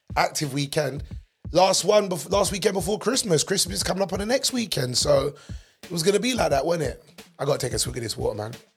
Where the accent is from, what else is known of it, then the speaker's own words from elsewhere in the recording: England, United Kingdom; I'm British, but I'm not the typical loutish English person that walks around who are you all the time. But even though I'm born and raised here